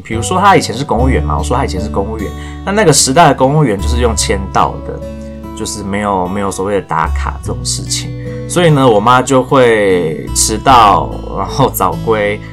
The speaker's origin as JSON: {"language": "Chinese", "region": "Taichung", "country": "Taiwan", "tie": "born or raised there", "moved": "as an adult", "said": "我台中的一间都没有填"}